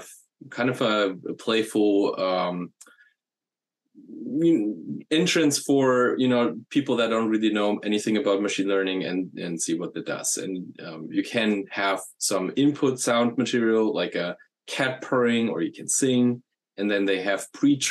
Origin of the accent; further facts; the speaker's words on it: Germany; moved away; I'm from Germany originally.